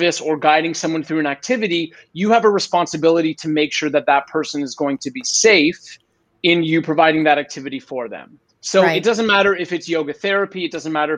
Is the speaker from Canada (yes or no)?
yes; Canada; now in Brazil; I'm Canadian